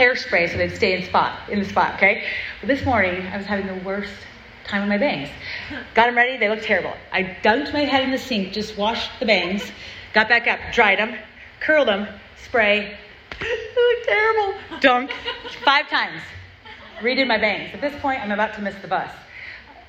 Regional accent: Southern California, United States; I grew up in Southern California

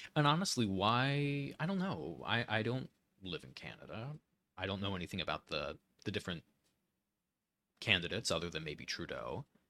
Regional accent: Pennsylvania, United States; I'm from Pennsylvania

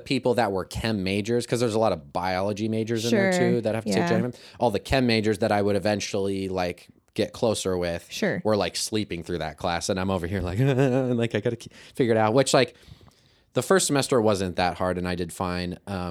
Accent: Kirksville, Missouri, United States; I'm from Kirksville. So yes. I've been around Truman since eighth grade.

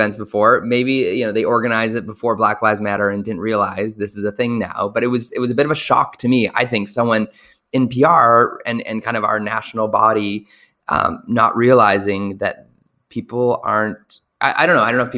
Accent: Canada; our great country of Canada

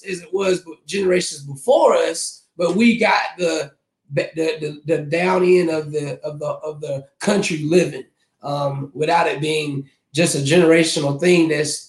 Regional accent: Zebulon, North Carolina, United States; everybody. I am from Zebulon, North Carolina.

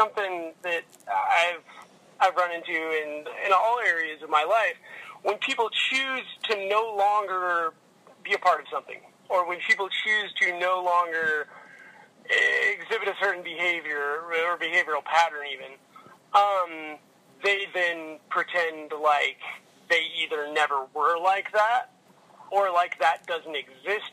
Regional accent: Louisville, Kentucky, United States; I grew up in Louisville, Kentucky

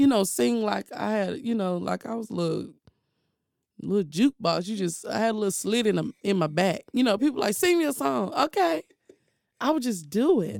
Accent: Durham, North Carolina, United States; also born or lived in Chapel Hill, North Carolina; I grew up in Durham, but I was born in Chapel Hill.

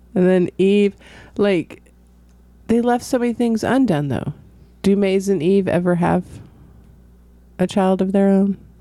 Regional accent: California, United States; moved away; I'm from California

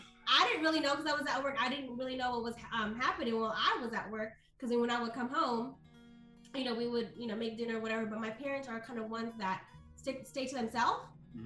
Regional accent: Oakland, California, United States; I was born and raised in Oakland, California. Okay. And I grew up in the street where it was probably the worst street ever.

